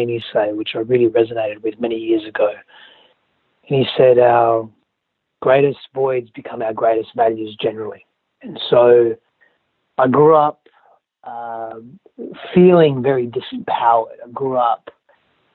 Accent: Australia; also born or lived in Greece; now in Southern California, United States; I was born in Australia and grew up in a little bit of Greece because my father's Greek, my mother's Italian, and in Australia as well.

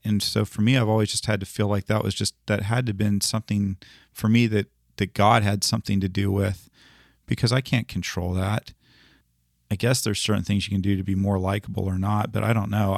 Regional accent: United States; I grew up here in the United States

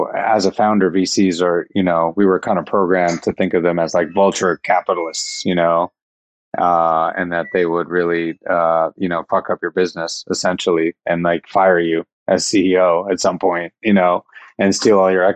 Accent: Iowa, United States; I was born in Iowa

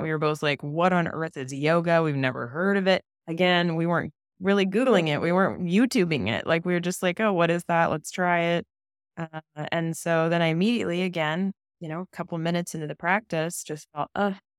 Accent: California, United States; I grew up in California

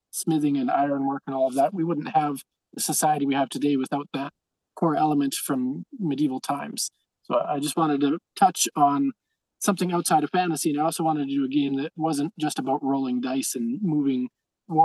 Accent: near Calgary, Alberta, Canada; near my hometown, by Calgary

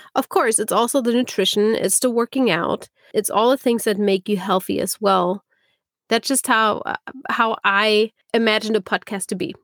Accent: Germany; moved away as an adult; also born or lived in California; now in Berlin, Germany; I'm originally from Germany, not from Berlin, but from Germany.

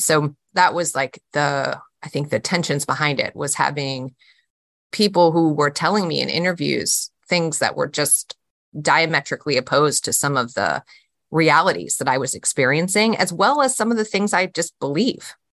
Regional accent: Charlottesville, Virginia, United States; my hometown

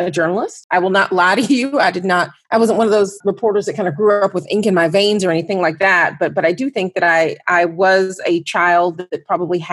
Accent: Fairburn, Georgia, United States; I actually grew up right outside of Atlanta, about 20 miles south in a town called Fairburn

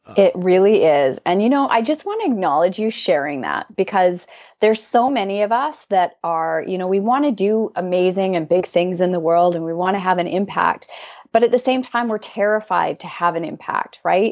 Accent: Canada; I'm Canadian

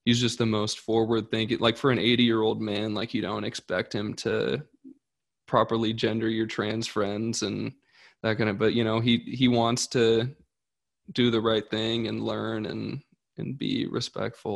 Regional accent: Vancouver, Washington, United States; growing up in Vancouver, Washington, and going to Christian school, 6th through 9th

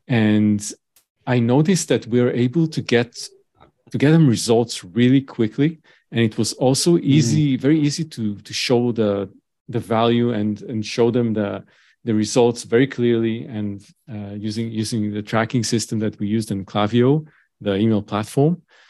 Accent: Tel Aviv, Tel Aviv District, Israel; moved away as an adult; Okay, so I grew up in Tel Aviv, Israel.

